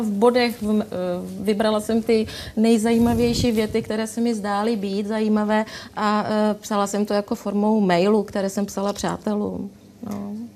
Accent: Ostrava, Moravian-Silesian Region, Czechia; my jsme z Ostravy

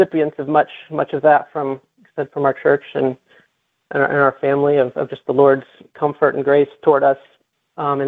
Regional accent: Midwest, United States; now in South Florida, United States; And I grew up in the Midwest, and we had impressive storms there.

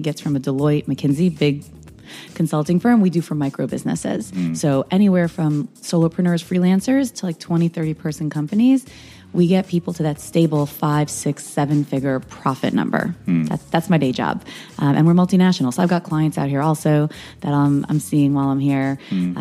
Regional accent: New York, United States; now in Los Angeles, United States; I'm from New York originally

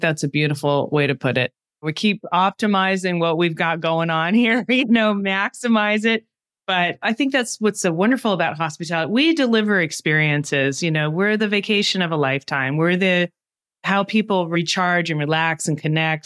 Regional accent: United States; speaking as an American

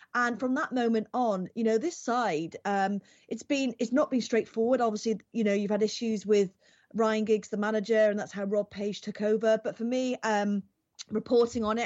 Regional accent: Wales, United Kingdom; as a Welsh person

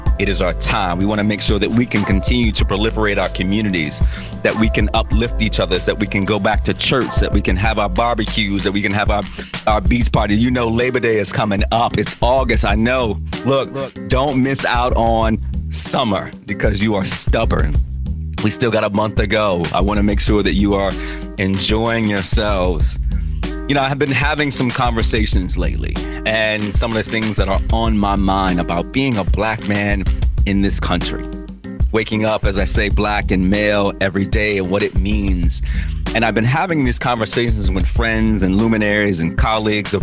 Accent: United States; I was born in the United States of America. That makes me an American

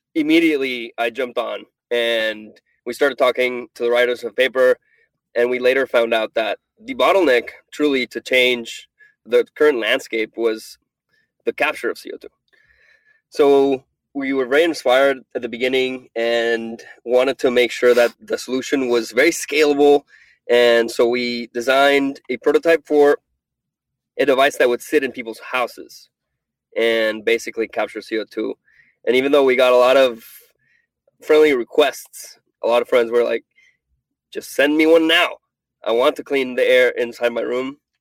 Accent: Venezuela; moved away; I'm from Venezuela

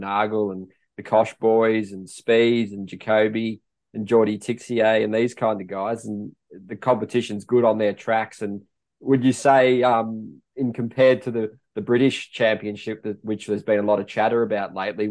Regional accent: Australia; being Australian

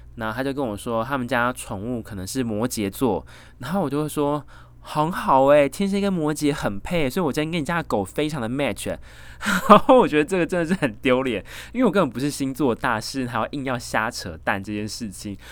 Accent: Taiwan; 身为台湾人

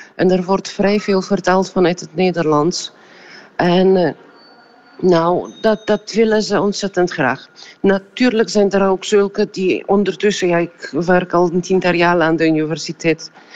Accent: Poland

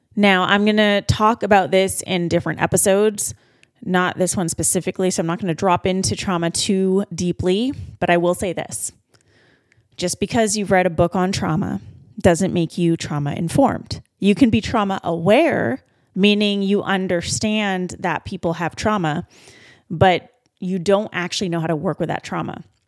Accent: Vancouver, British Columbia, Canada; my hometown of Vancouver, B C

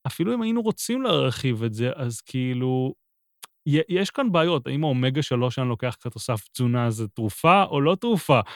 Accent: Haifa, Haifa District, Israel; חיפה לצורך העניין, עיר שגדלתי בה

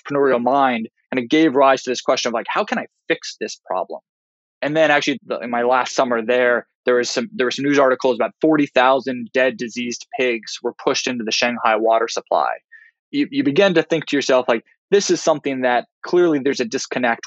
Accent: Kansas City, United States; moved away as an adult; also born or lived in China; I'm a Midwestern guy. I grew up just outside of Kansas City

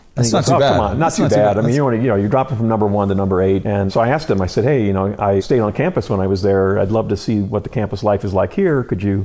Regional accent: Mishawaka, Indiana, United States; moved away as an adult; also born or lived in Silicon Valley / Portland / Seattle; I grew up in Mishawaka. I was probably 10 or 15 minutes away from the Notre Dame campus

